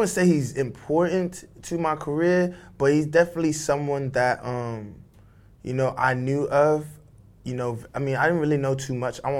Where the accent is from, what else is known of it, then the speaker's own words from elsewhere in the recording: United Kingdom; I'm British, obviously, by birth, and this is where I lived, but um, I grew up on Nigerian values, you know.